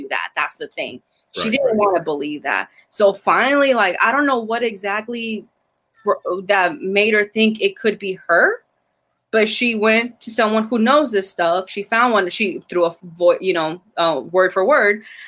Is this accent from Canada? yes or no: no; Argentina; I'm from Argentina